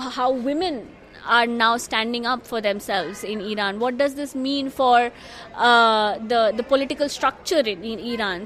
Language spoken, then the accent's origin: English; India; now in Netherlands; I'm from India. I currently work in the Netherlands